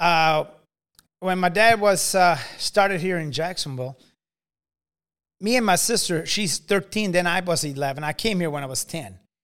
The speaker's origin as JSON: {"language": "English", "country": "Italy", "tie": "born or raised there", "also_born_or_lived": "Carrollton, Illinois", "moved": "yes", "lives_now": "United States", "said": "I was growing up in Italy"}